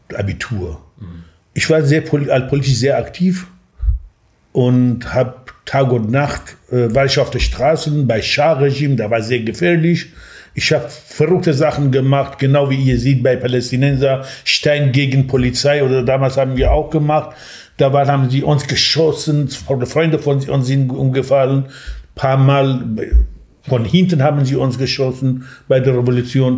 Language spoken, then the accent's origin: German; Sanandaj, Kurdistan, Iran; German is a second language; moved away as an adult; now in Germany; ich bin als Kurde im Iran geboren und ähm, ich lebte in einer kleinen Stadt in Kurdistan, heißt Sanandaj und bin ganz normal aufgewachsen